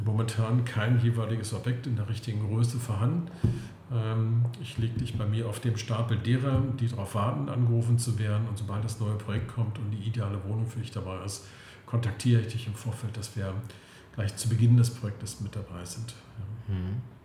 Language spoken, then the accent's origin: German; Klötze, Saxony-Anhalt, Germany; moved away as an adult; also born or lived in Berlin; now in Potsdam, Germany; komme ursprünglich aus Sachsen-Anhalt, aus der wunderschönen Altmark, aus Klötze und lebe aber seit Mitte der 80er Jahren in Berlin oder jetzt vielmehr am Schwilosee in Potsdam